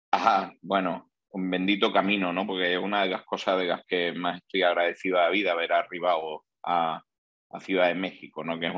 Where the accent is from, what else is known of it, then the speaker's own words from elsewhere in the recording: Granada, Andalusia, Spain; also born or lived in Seville; nací en Granada. Granada es una ciudad súper bonita que hay al sur de, de España y allí hice mis estudios profesionales de ingeniería de caminos.